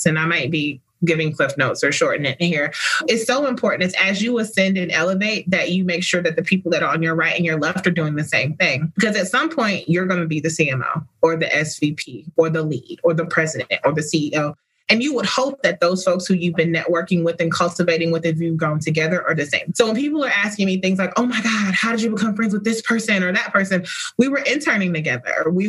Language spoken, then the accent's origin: English; Atlanta, Georgia, United States; Riding past Spelman every Sunday and then being in Girl Scouts, going up there and doing things at the college and watching Blackness in motion was real growing up in Atlanta.